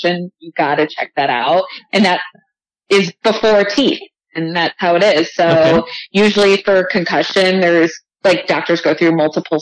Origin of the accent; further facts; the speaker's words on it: Chicago, Illinois, United States; Born and raised in Chicago